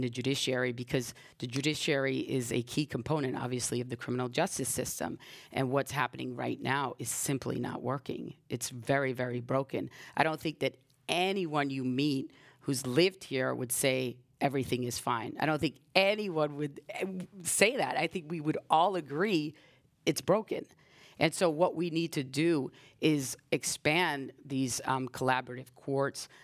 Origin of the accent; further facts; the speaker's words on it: New York, United States; moved away as an adult; now in San Francisco, United States; I grew up in, in New York, in the South Bronx